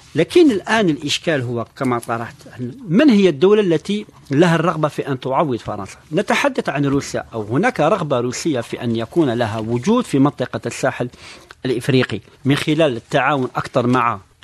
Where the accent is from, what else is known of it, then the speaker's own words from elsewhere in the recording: Algeria; نحن كجزائريين